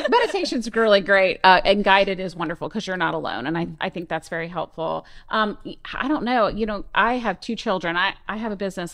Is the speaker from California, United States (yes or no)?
no; Orlando, Florida, United States; now in Ocean Springs, United States; I'm from Florida, from Orlando area